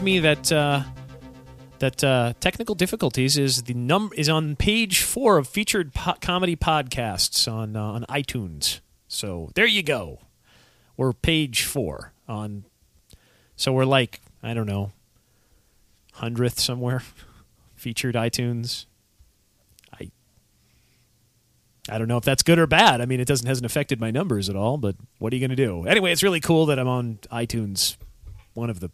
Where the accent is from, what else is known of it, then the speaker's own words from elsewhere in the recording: New York City, New York, United States; now in Minneapolis, United States; I'm from Staten Island